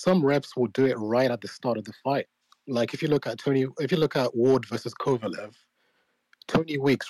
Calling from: United Kingdom; Yeah, I'm calling in from the UK.

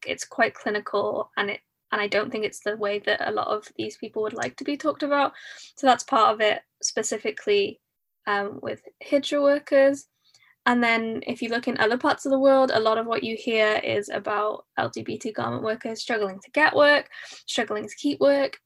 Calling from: Cardiff, Wales, United Kingdom; I'm calling in from Cardiff, South Wales, the U K.

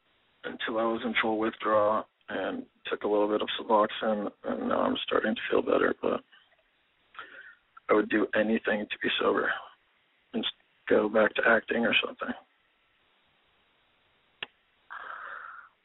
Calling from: San Diego, California, United States; San Diego.

